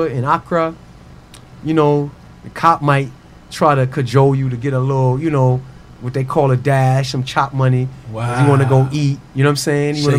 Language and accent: English; New York City, New York, United States; I'm from Queens.